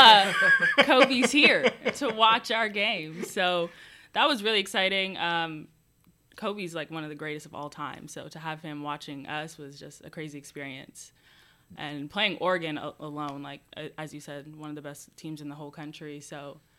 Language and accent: English; Toronto, Ontario, Canada; moved away as an adult; now in Long Beach, United States; I am from Toronto